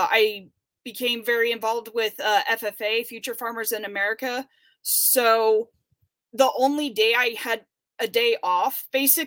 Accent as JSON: {"language": "English", "town": "Murphys", "region": "California", "country": "United States", "tie": "born or raised there", "lives_now": "Denair, United States", "said": "I'm originally from Murphy's, California, which is a, even smaller town up in the Sierra Nevada mountains. I have one sibling. I have a younger sister, and I grew up with my mom and dad"}